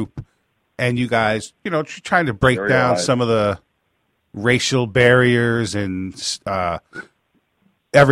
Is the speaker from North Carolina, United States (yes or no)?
no; Catskills, New York, United States; where I grew up in the Catskills